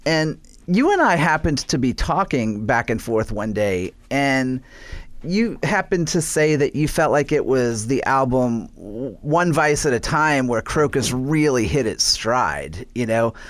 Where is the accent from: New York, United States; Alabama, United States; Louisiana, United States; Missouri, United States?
Louisiana, United States; New Orleans; I was born and raised in New Orleans